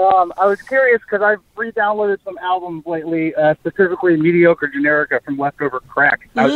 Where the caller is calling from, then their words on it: upstate New York, United States; also born or lived in Hawaii; I'm calling from upstate